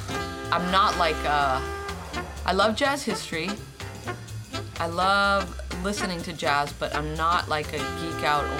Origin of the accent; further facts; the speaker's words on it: Boston, Massachusetts, United States; now in Los Angeles, United States; Joni and I come from Boston.